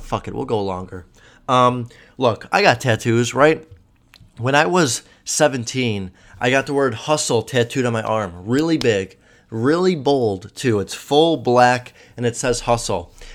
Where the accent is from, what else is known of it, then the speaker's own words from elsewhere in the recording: Chicago, Illinois, United States; I'm from Chicago